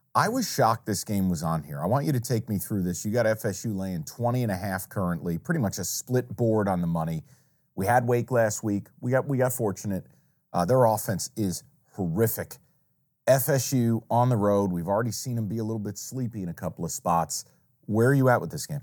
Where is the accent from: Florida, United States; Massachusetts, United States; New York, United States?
New York, United States; upstate; moved away; I grew up in New York. I grew up upstate, about two hours north of New York City